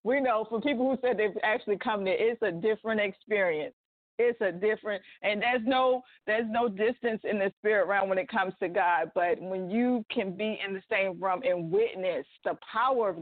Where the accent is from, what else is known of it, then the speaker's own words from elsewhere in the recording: Baltimore, Maryland, United States; moved away; I'm originally from Baltimore, Maryland